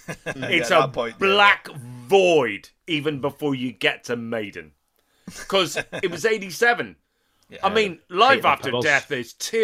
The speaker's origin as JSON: {"language": "English", "region": "Northern Ireland", "country": "United Kingdom", "said": "I'm from Northern Ireland, you know, which is not Oakland."}